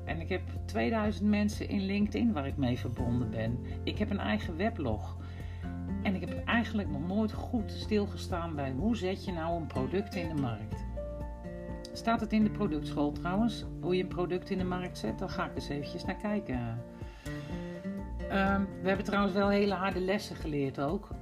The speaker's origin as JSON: {"language": "Dutch", "region": "Utrecht", "country": "Netherlands", "accent": "Utrechts", "moved": "yes", "lives_now": "Drenthe, Netherlands", "said": "ik kan heel goed horen waar mijn roots liggen in het Utrechtse. En ik woon in Drenthe"}